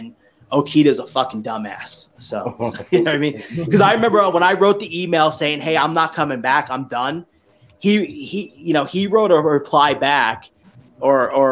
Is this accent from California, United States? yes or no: no; New York, United States; me growing up in New York